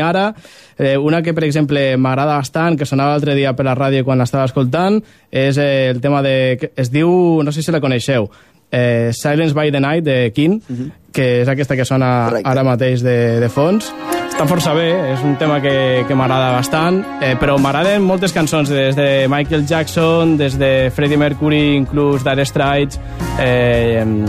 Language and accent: Catalan; Mora la Nova, Catalonia, Spain; moved away as an adult; now in Barcelona, Spain; Mora la Nova, Mora la Nova. és el meu poble. Eh, Barcelona, ara mateix el meu segon poble.